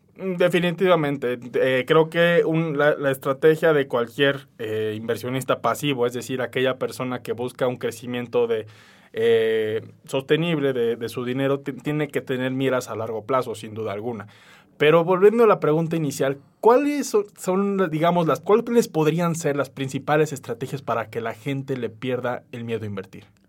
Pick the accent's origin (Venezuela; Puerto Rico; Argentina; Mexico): Mexico; en México